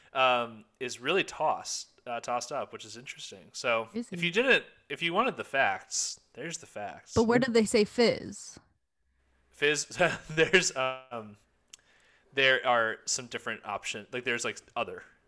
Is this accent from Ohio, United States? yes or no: yes; Ohio, United States; I was born in Ohio, and I did learn how to speak in Ohio